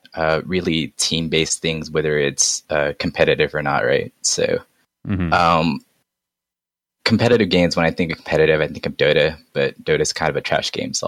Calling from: San Diego, California, United States; I'm coming from San Diego.

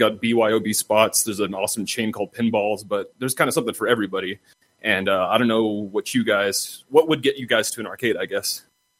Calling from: Austin, Texas, United States; This is … from Austin and I'm doing pretty swell

